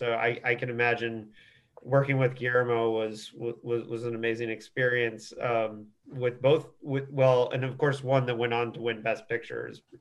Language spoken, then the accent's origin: English; Indiana, United States; I'm a Midwesterner too. I'm from Indiana